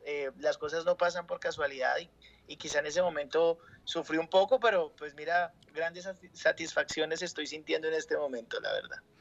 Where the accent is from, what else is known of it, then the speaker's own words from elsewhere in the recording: Colombia; acá en Colombia